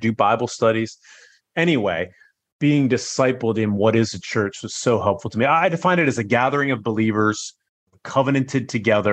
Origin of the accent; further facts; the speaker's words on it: Northern Virginia, United States; moved away as an adult; also born or lived in China; now in Singapore; I grew up in Virginia